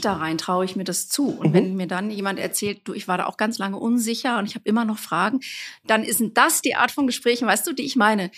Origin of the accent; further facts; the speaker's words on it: Bochum, North Rhine-Westphalia, Germany; moved away; ich komme eigentlich aus Bochum, aus dem Ruhrgebiet